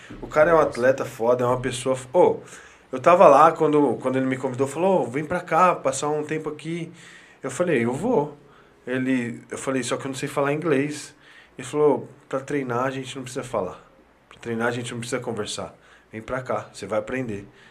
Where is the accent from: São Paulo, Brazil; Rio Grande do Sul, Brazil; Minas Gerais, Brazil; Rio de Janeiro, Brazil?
São Paulo, Brazil; Marília; moved away; a gente veio lá de Marília